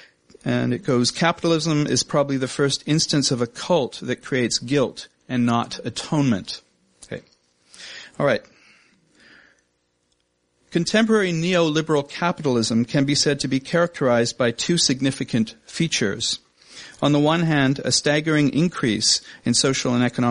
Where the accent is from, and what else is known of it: Canada